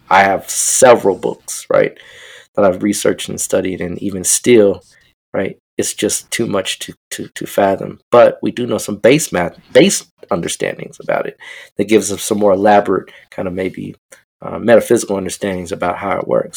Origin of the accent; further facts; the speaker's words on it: Denver, Colorado, United States; I'm from Denver